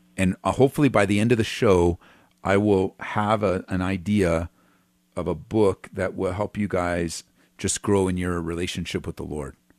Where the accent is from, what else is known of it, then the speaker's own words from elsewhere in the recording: California, United States; I was from California, grew up there, um, went to Calvary Chapel Downey